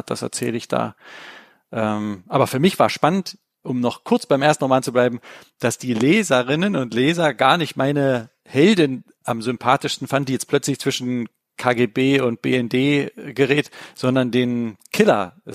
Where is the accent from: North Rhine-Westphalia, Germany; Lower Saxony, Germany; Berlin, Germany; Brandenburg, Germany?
Berlin, Germany; weil ich habe zwar als Kind in Berlin natürlich die Mauer gesehen